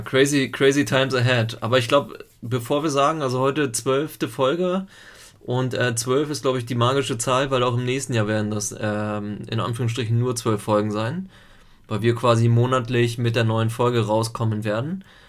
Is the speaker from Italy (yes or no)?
yes; Italy; bei uns in Italien